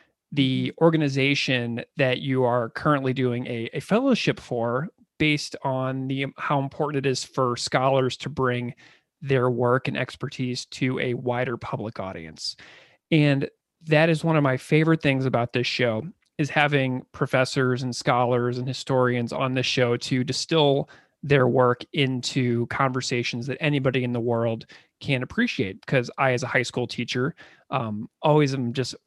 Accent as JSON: {"language": "English", "town": "St. Louis", "region": "Missouri", "country": "United States", "tie": "born or raised there", "said": "I'm actually from St. Louis, born and raised"}